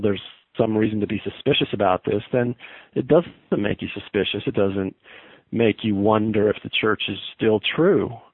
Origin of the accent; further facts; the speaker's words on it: Southern Idaho, United States; moved away as an adult; also born or lived in Laie, Hawaii, United States / Provo, Utah, United States; now in Salt Lake City, United States; I'm a kid from Southern Idaho